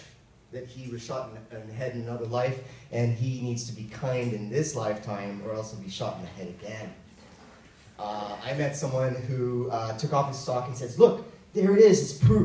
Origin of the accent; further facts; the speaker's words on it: Philippines; moved away; I grew up in the Philippines, where there was a Filipino superstition